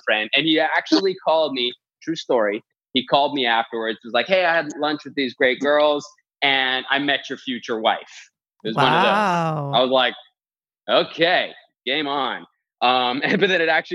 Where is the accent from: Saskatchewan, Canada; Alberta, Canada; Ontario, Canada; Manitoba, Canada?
Alberta, Canada; Edmonton; moved away as an adult; also born or lived in Los Angeles; I grew up in Edmonton, Alberta, Canada, and had lived there till I was about 21.